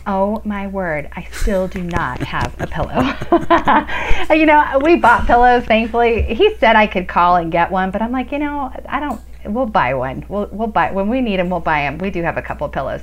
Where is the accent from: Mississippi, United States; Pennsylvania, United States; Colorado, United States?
Colorado, United States; I'm a you know a fourth generation Coloradan.